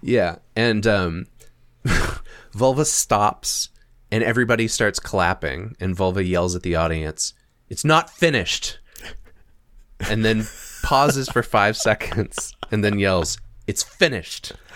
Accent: United States; we're American

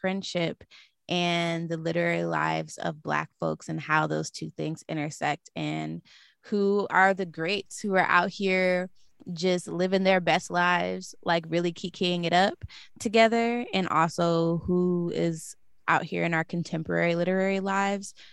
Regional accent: Michigan, United States; I'm from Michigan

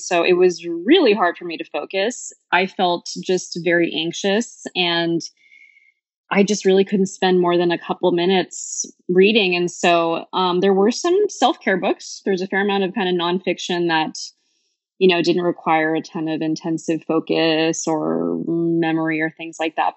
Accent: Bay Area, California, United States; moved away as an adult; now in Portland, United States; I am originally from the Bay Area and I moved to Portland three years ago during deep dark COVID

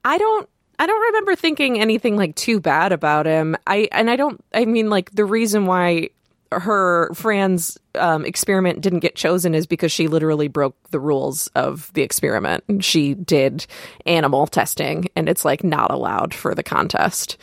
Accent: Michigan, United States; We're both from Michigan.

